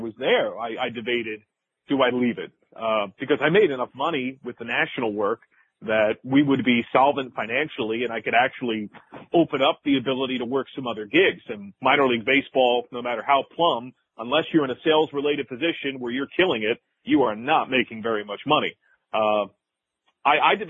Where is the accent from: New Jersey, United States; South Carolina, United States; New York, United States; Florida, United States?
New Jersey, United States; Jersey Shore; my hometown of the Jersey Shore